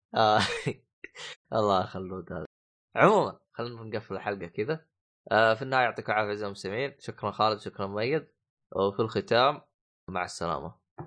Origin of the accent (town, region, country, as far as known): Saudi Arabia